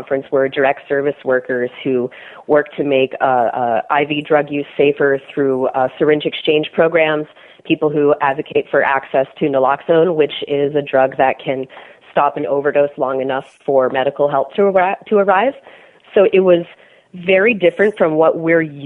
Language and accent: English; Washington, District of Columbia, United States; Washington, D.C. is my hometown